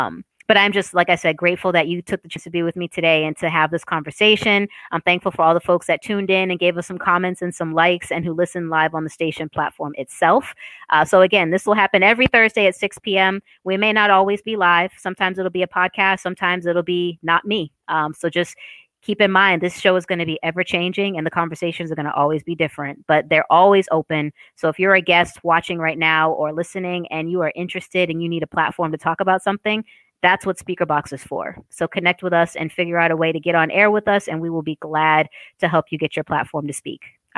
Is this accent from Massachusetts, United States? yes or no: yes; Boston, Massachusetts, United States; accent: Boston; So I lost my Boston accent in college on purpose because Sade and other people like her were making fun of me for my accent.